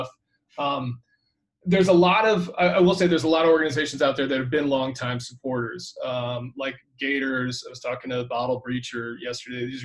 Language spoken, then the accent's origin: English; Natick, Massachusetts, United States; moved away; I grew up in Natick, Massachusetts